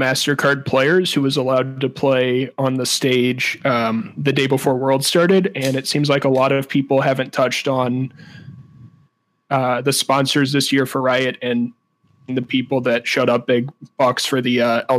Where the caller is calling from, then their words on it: St. Louis, Missouri, United States; St. Louis, Missouri